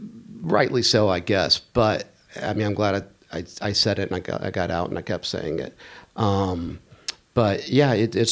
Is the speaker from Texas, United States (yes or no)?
yes; Texas, United States; I was from Texas, I spoke a certain way, I had blue eyes